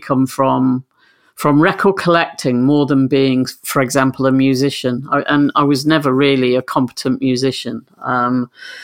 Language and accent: English; Grimsby, Yorkshire and the Humber, United Kingdom; also born or lived in Switzerland; I moved back to my hometown of Grimsby